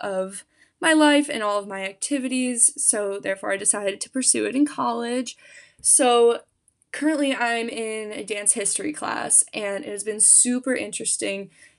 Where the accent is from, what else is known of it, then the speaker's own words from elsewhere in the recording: Bowling Green, Ohio, United States; moved away as an adult; now in Muncie, United States; I'm originally from Bowling Green, Ohio